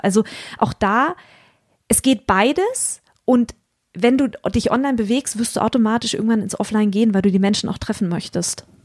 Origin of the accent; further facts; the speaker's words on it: Hamburg, Germany; für mich als Hamburgerin